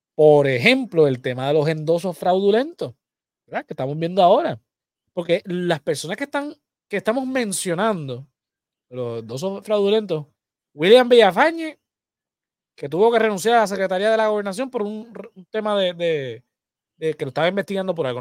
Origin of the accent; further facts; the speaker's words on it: Puerto Rico; somos los puertorriqueños.